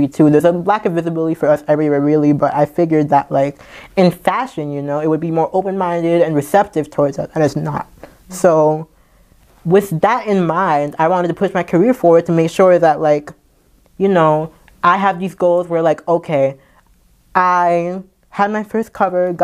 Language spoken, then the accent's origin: English; New York City, New York, United States; also born or lived in St. John's, Antigua and Barbuda; I'm from the Bronx, but via Antigua in the Caribbean